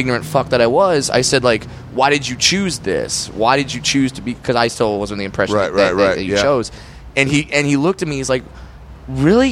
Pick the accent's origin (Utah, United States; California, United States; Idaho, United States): California, United States; Fullerton; Grew up in Fullerton, California